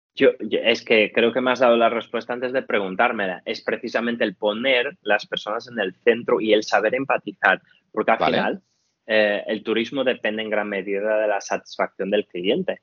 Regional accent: Portugal; now in Spain; soy portugués

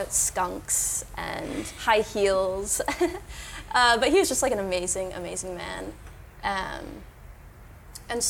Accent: Connecticut, United States; moved away as an adult; also born or lived in UCLA, Los Angeles; now in Miami, United States; I was born in Miami, but I grew up in Connecticut, and so I've been in Miami now for about 5 years

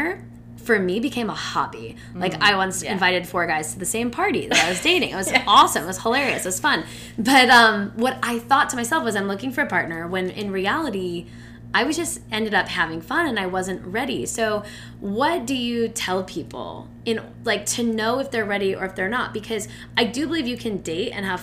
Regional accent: Midwest, United States; I'm from the Midwest

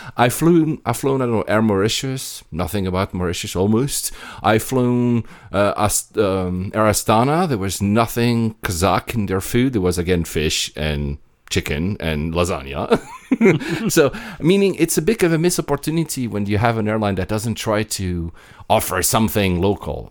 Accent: Greece; as a Greek

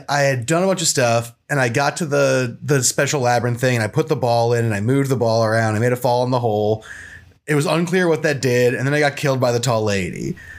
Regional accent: Romania; I'm Romanian.

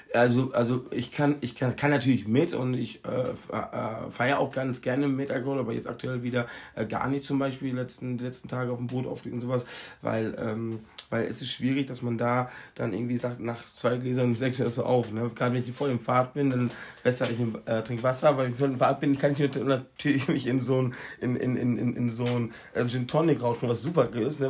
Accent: Recklinghausen, North Rhine-Westphalia, Germany; now in Mallorca, Spain; ich komme aus äh, Recklinghausen.

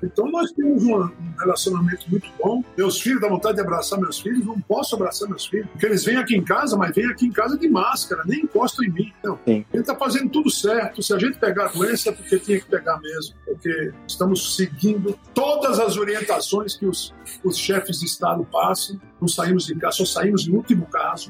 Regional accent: Natal, Rio Grande do Norte, Brazil; Nasci em Natal

